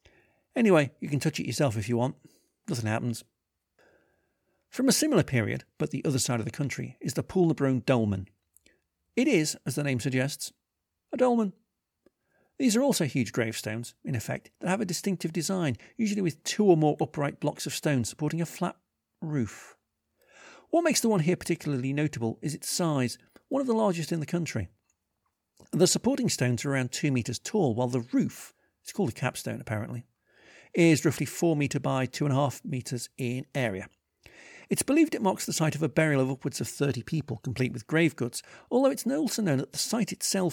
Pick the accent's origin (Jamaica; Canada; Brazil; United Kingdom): United Kingdom; England; now in Glasgow, United Kingdom; Growing up in England